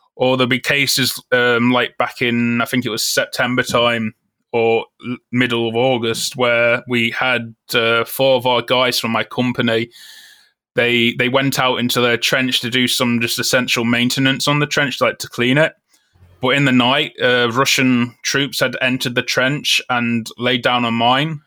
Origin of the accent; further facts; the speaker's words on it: Newark-on-Trent, East Midlands, United Kingdom; moved away as an adult; Grew up in, uh, Nottingham, England, in the town of Newark-on-Trent.